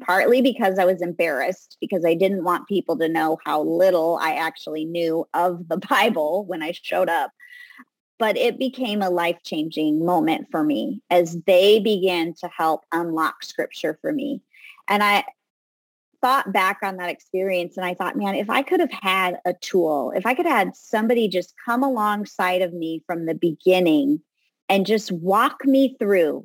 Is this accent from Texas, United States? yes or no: no; Southern California, United States; I grew up in Southern California